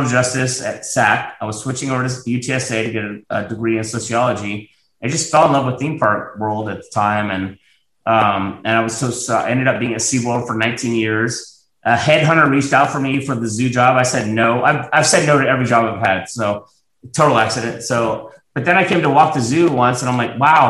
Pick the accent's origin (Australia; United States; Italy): United States; Plano, Texas; also born or lived in Virginia Beach, Virginia; now in San Antonio, United States; Grew up in Plano, Texas, outside of Dallas, fifth grade through high school.